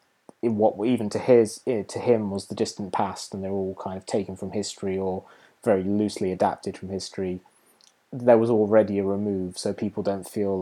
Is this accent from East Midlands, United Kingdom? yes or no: yes; Market Bosworth, East Midlands, United Kingdom; moved away; I marched through my hometown of Market Bosworth and past two of the pubs that I lived in when I lived there.